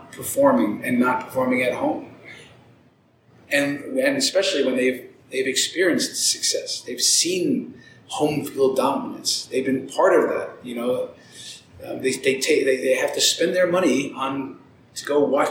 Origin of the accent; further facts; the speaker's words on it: New York City, New York, United States; now in Denver, United States; I was born in the Bronx